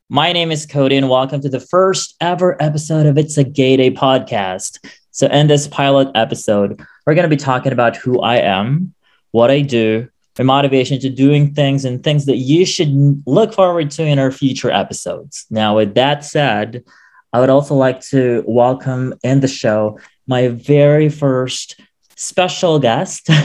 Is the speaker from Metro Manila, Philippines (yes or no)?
yes; Quezon City, Metro Manila, Philippines; wala akong mailagay kundi Metro Manila Quezon City kasi wala talaga akong probinsya although my parents do have their own provinces where they came from